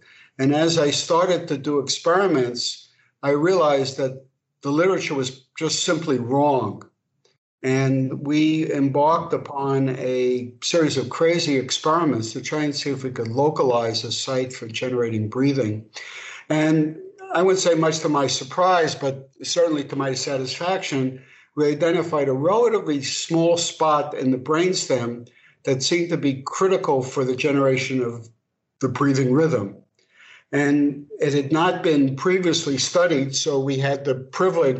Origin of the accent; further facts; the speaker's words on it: New York City, New York, United States; moved away as an adult; also born or lived in Paris; now in Los Angeles, United States; So I'm proud to say I'm from Brooklyn